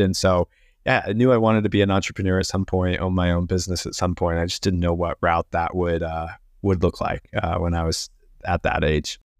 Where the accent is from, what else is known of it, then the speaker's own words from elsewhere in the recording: Missouri, United States; moved away as an adult; also born or lived in West Palm Beach, Florida; I grew up in Missouri, so I'm a, a Midwestern boy